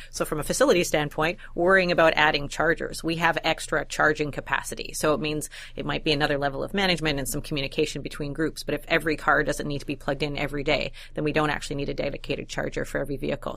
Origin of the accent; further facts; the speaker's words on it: Winnipeg, Manitoba, Canada; I'm from Winnipeg